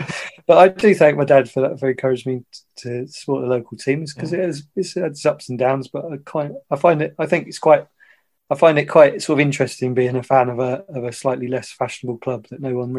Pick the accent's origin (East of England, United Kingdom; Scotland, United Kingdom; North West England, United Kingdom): East of England, United Kingdom; Ipswich; also born or lived in Stowmarket; I was born in Ipswich and I grew up around Ipswich. I lived in a place called Stowmarket, or as Suffolk people say, Stowmarket, when I was a kid.